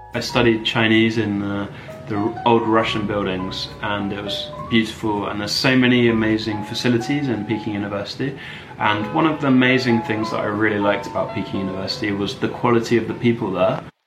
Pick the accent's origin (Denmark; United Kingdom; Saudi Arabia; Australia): United Kingdom; England; also born or lived in Beijing; I'm from England